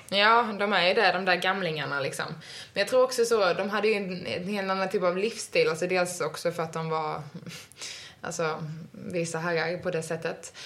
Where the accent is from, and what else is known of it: Sweden